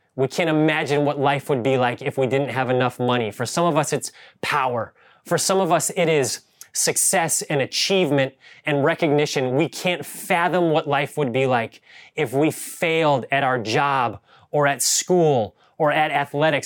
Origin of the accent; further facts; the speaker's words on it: Ohio, United States; now in Bay Area, United States; I grew up in Ohio, and we had real yards